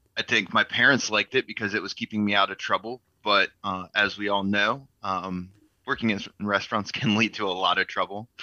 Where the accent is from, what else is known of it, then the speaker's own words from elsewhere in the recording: Blacksburg, Virginia, United States; I grew up in Blacksburg